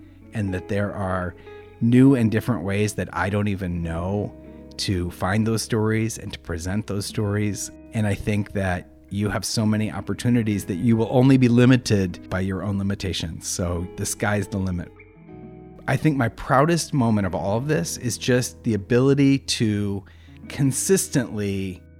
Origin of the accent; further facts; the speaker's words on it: Minneapolis, Minnesota, United States; moved away as an adult; now in Dublin, Ireland; Minneapolis, my hometown